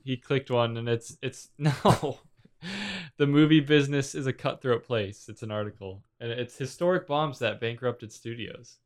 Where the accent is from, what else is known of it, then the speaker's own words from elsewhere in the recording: New England, United States; I grew up in New England, but I didn't grow up on the coast